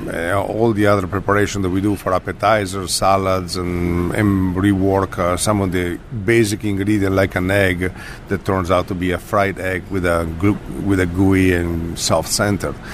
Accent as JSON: {"language": "English", "town": "Vicenza", "region": "Veneto", "country": "Italy", "moved": "yes", "said": "I'm close to Venice and Verona. Halfway is Vicenza, just not large town. It's a small town, and uh, it's right in the Pianura Padana"}